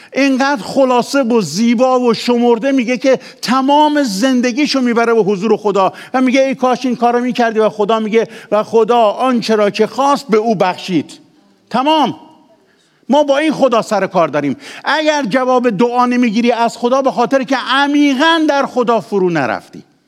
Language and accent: Persian; Ahvaz, Khuzestan, Iran; also born or lived in Khorramabad / Kermanshah; من پدرم لور خرم آباده دهی به اسم شاهیوند که هنوزم هست پس اصل اصل لورم مادرم هم کرمانشاهیه خودم هم تو اهواز به دنیا آمدم